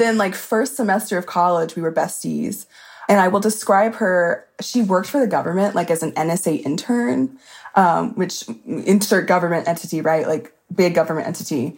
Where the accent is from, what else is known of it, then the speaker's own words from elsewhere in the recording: Alabama, United States; moved away as an adult; also born or lived in Mississippi; now in North Carolina, United States; I was born in Mississippi, but lived most of my life in Alabama. Now I'm in North Carolina